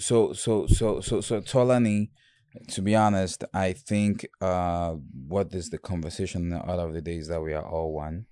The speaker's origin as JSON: {"language": "English", "town": "Bafoussam", "region": "West", "country": "Cameroon", "tie": "born or raised there", "also_born_or_lived": "Bamenda / Douala", "moved": "yes", "lives_now": "United States", "said": "I was born in Bamenda, and I grew up in Bafoussam, which is the French part"}